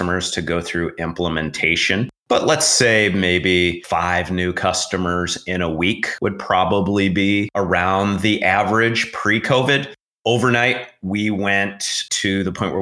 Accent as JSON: {"language": "English", "town": "Denver", "region": "Colorado", "country": "United States", "tie": "born or raised there", "said": "growing up in Denver"}